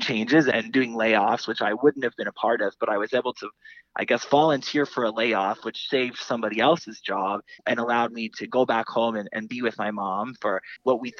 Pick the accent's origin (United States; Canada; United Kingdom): Canada; Miramichi, New Brunswick; moved away as an adult; also born or lived in Toronto; a little boy growing up in Miramichi